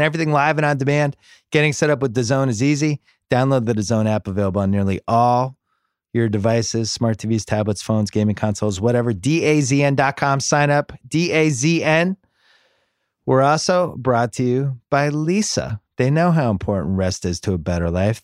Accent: Boston, Massachusetts, United States; I'm from Boston

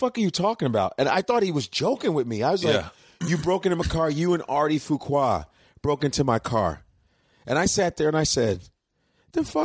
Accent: Chicago, Illinois, United States; also born or lived in Lincoln, Nebraska; in my neighborhood, where I grew up in Chicago on the north side, shout out to the Cubs because I grew up around Wrigley Field

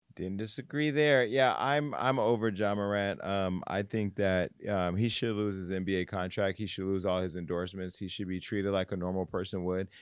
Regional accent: Stockton, California, United States; moved away; my hometown of Stockton

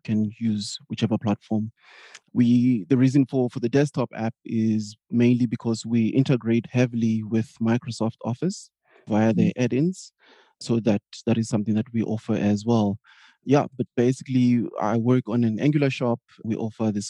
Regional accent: Johannesburg, Gauteng, South Africa; moved away as an adult; now in Berlin, Germany; I'm originally from Johannesburg, South Africa, sunny SA, as we like to call it, but currently living in Berlin, Germany.

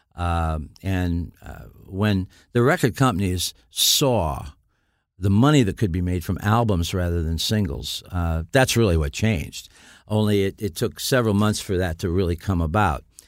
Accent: Niles, Michigan, United States; also born or lived in Dayton, Ohio; I was raised in Niles, Michigan.

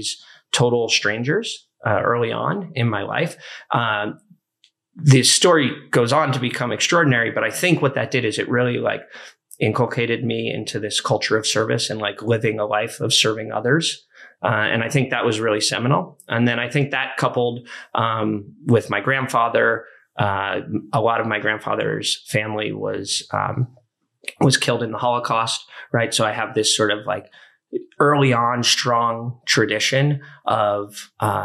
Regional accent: Santa Cruz, California, United States; I'm actually from Northern California

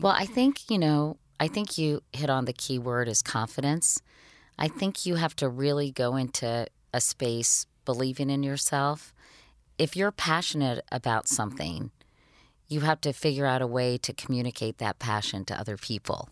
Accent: Arlington, Virginia, United States; born or raised there

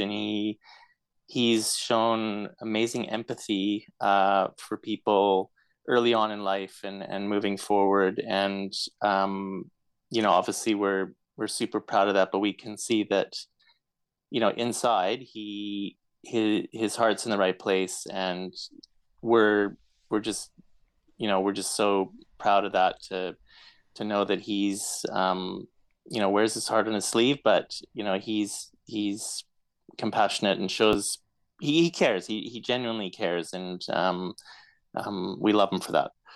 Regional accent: Edmonton, Alberta, Canada; moved away as an adult; also born or lived in Calgary, Canada; now in Melbourne, Australia; I was born born and raised in Edmonton, and um, finished up finished up high school there, and then uh, ended up moving to Calgary uh, for university

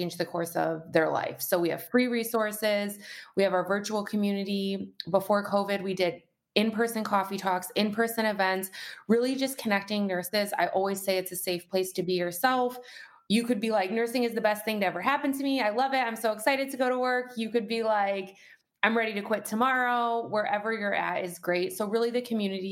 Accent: Detroit, Michigan, United States; moved away as an adult; also born or lived in Colorado; now in Michigan, United States; I grew up in the Detroit metro area

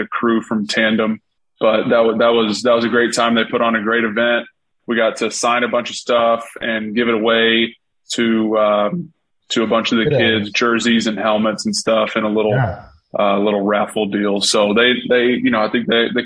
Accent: Atlanta, Georgia, United States; We're from Atlanta

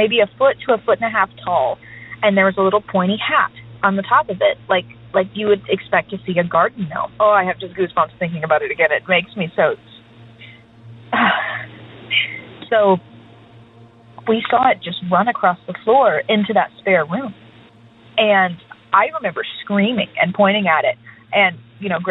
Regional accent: Texas, United States; also born or lived in Houston, Texas; now in Nashville, United States; Texas, which is where I'm from originally

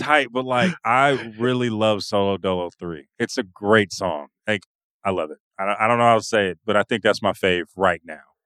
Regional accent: California, United States; I'm a California kid

